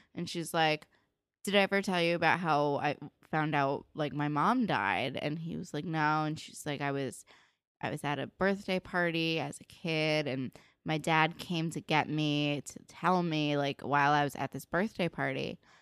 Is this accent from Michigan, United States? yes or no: no; New Jersey, United States; I grew up in New Jersey